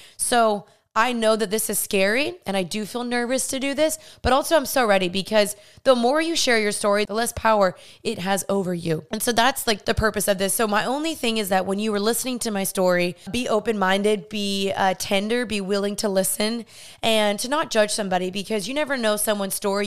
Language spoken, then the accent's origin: English; Dallas, Texas, United States; I grew up in Dallas, Texas, born and raised here